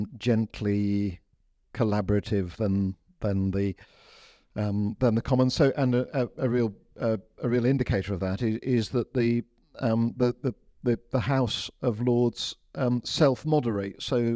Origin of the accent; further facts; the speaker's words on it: India; also born or lived in Lincoln, United Kingdom; I grew up as a missionary kid. I grew up in, so I was born in Lincoln, but before I was two, we moved to India.